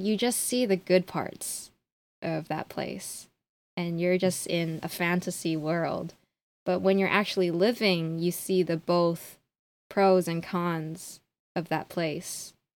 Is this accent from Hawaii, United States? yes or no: yes; Honolulu, Hawaii, United States; moved away as an adult; now in Tokyo, Japan; born and raised in Honolulu, Hawaii, but I currently live in Tokyo.